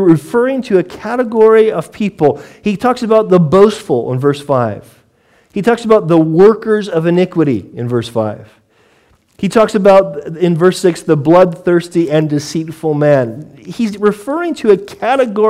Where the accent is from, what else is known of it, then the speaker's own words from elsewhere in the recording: United States; now in United Kingdom; as an American